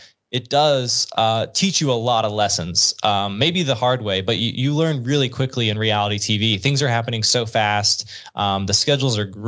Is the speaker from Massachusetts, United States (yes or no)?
no; Arkansas, United States; I'm from Arkansas.